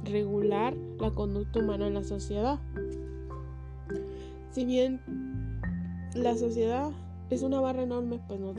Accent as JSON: {"language": "Spanish", "country": "Mexico", "said": "En este caso, yo soy mexicana y gozo de todas las garantías individuales que me proporciona la Constitución de los Estados Unidos mexicanos"}